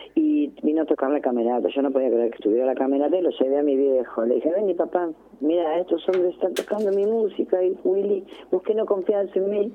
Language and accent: Spanish; Ramos Mejía, Buenos Aires Province, Argentina; yo soy de Ramos